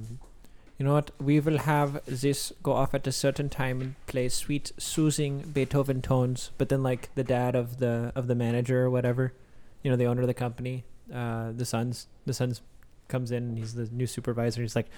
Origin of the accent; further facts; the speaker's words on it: Texas, United States; now in Lincoln, United States; I am from Texas, but now I live in Lincoln